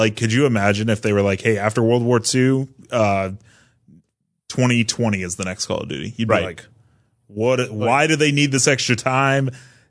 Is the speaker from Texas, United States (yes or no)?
no; Fresno, California, United States; now in San Francisco Bay Area, United States; Well, I grew up in Central California, so like Fresno.